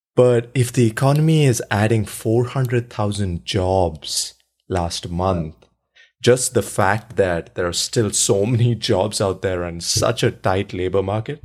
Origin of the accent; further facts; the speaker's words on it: India; moved away; I grew up in India